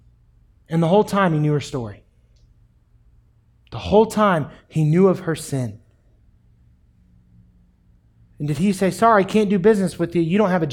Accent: New York City, New York, United States; It's my water. I'm from New York City. Never mind.

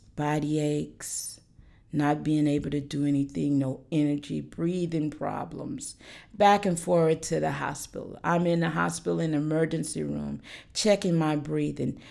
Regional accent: Alaska, United States; moved away as an adult; now in North Carolina, United States; I am from Alaska.

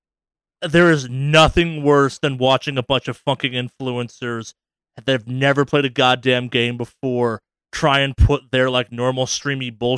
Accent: Northeast, United States; I'm from the Northeast where we will deep fry a pizza

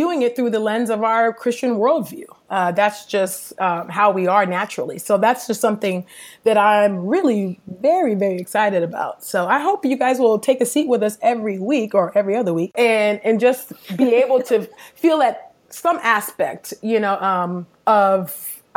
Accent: the Bay Area, California, United States; moved away as an adult; also born or lived in Los Angeles; now in Philadelphia, United States; I am originally from California, the Bay Area to be exact

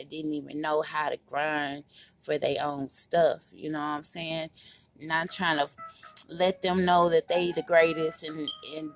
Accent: Kansas City, Kansas, United States; also born or lived in Tacoma, Washington; I was raised in Washington State, Tacoma. But I live here in Kansas City, Kansas most of my life.

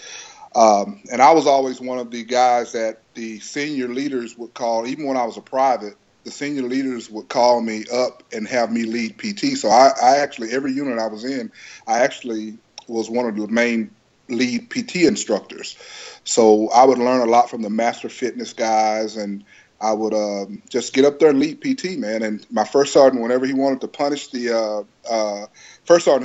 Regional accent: Lufkin, Texas, United States; I'm from Texas originally. I was born in Lufkin, Texas, and you know, stayed down there

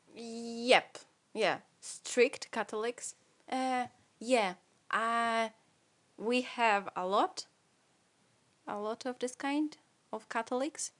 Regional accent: Poland; English is a second language; I'm from Poland.

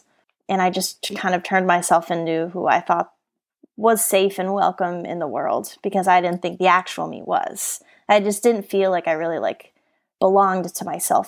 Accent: Colorado, United States; now in California, United States; which made me decide I wanted to move to California because I grew up in Colorado where there are no dolphins there.

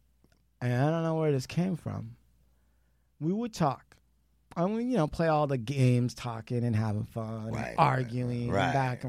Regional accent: India; Oh, well, I'm an Indian. We dance around fire, so burn on.

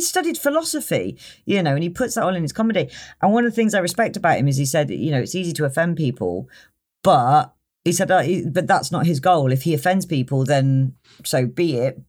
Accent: Tewkesbury, South West England, United Kingdom; also born or lived in Cheltenham; I come from Tewkesbury

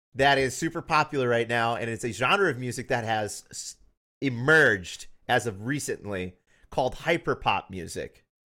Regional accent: Tennessee, United States; I'm from Tennessee and I kinda grew up with that.

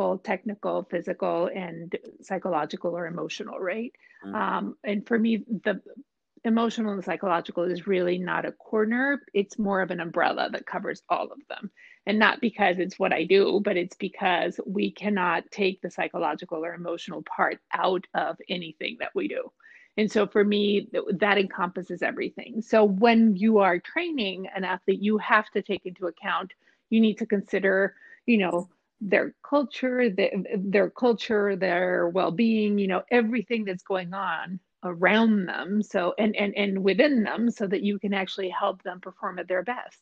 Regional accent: Mexico; moved away as an adult; now in United States; I'm originally from Mexico, so I worked in Mexico

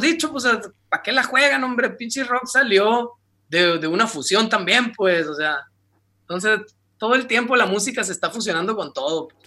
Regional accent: Ciudad Obregón, Sonora, Mexico

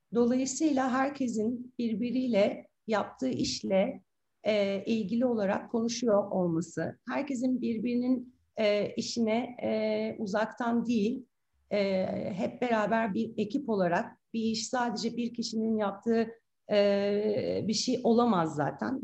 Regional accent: Istanbul, Turkey; İstanbul doğumluyum 1974

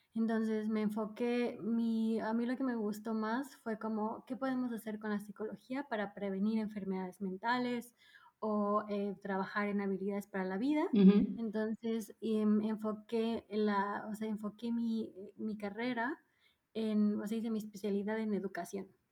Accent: Mérida, Yucatán, Mexico; moved away as an adult; also born or lived in Mexico City / Berlin / Ulm / Freiburg; now in Stuttgart, Germany; crecí en el sur de México, prácticamente soy de ahí. O sea, solo nací en la Ciudad de México, pero desde muy chica eh, nos mudamos al sur, así que yo vengo prácticamente de Mérida.

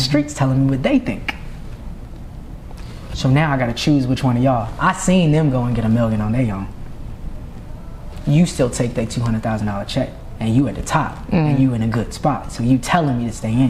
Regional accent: Norfolk, Virginia, United States; moved away; also born or lived in Atlanta; I'm from Norfolk, Virginia

